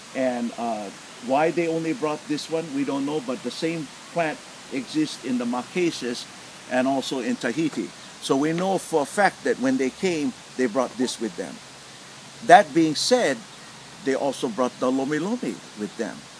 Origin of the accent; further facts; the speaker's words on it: Honolulu, Hawaii, United States; I grew up in Moanalua